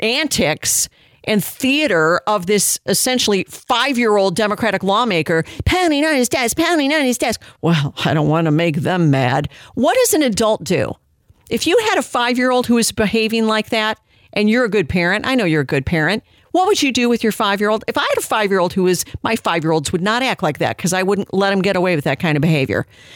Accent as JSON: {"language": "English", "region": "Illinois", "country": "United States", "tie": "born or raised there", "said": "Illinois, my home state"}